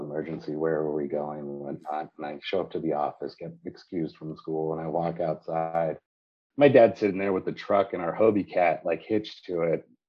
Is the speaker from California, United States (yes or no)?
yes; San Diego, California, United States; I grew up sailing in San Diego, my, my home